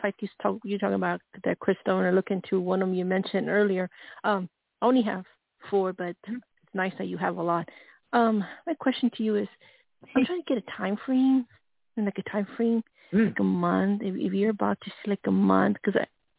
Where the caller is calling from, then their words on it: Colorado, United States; Yes, …, Colorado.